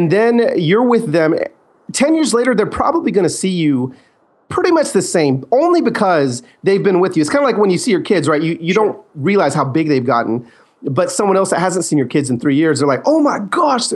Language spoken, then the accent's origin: English; Los Angeles, California, United States; I was born in East LA and, that's kind of where my family is from. My dad planted a church there in the 70s